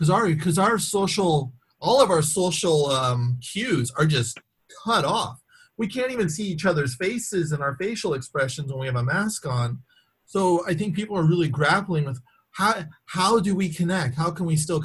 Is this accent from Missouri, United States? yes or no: no; San Francisco, California, United States; now in Los Angeles, United States; I'm from San Francisco